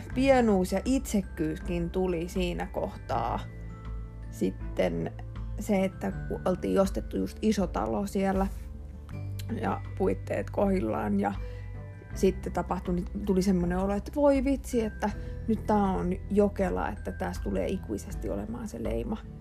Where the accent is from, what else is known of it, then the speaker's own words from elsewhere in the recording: Järvenpää, Uusimaa, Finland; Mä oon siis järvenpääläinen, alkuperäinen järvenpääläinen, samoin kuin mun äiti ja isäkin.